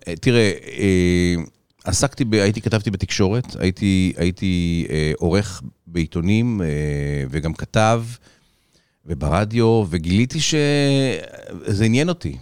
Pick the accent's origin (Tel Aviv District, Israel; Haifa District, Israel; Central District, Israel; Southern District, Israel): Tel Aviv District, Israel; Tel Aviv; also born or lived in Los Angeles; בתל אביב, רוב שנותיי